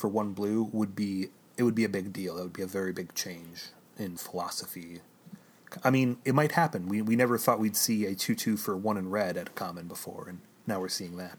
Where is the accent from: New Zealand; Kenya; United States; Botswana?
United States; Chicago, Illinois